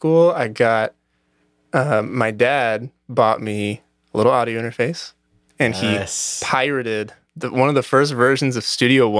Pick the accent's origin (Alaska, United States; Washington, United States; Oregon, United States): Oregon, United States; Newberg; I was raised just outside of Portland.